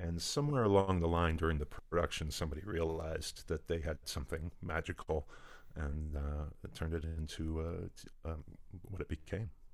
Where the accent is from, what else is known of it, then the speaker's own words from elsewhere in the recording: Indianapolis, Indiana, United States; I grew up in Indianapolis, Indiana